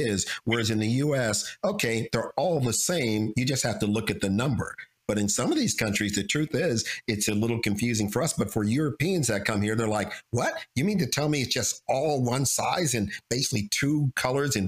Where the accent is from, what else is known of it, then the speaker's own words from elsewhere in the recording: United States; we Americans